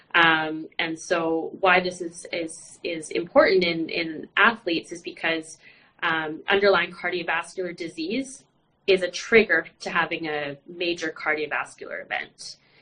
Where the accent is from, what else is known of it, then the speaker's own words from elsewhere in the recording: Vancouver, British Columbia, Canada; I'm actually from Canada, um, uh, Vancouver, British Columbia